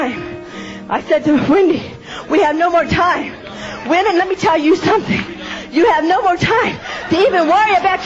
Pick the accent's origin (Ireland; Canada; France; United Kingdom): United Kingdom; England; I'm English too